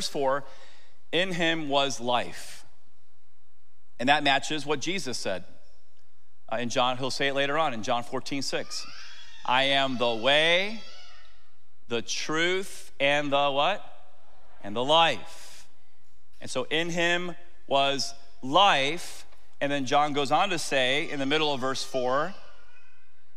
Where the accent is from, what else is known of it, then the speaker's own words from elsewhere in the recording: Tampa, Florida, United States; I grew up in Tampa.